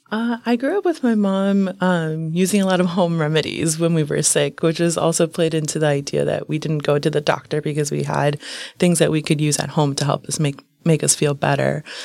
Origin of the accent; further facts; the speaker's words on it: United States; I was born here in the United States